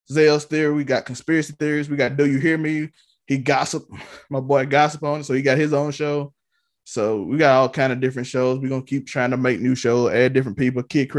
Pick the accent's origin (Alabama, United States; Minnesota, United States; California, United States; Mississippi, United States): Mississippi, United States; Let me just do something in Mississippi.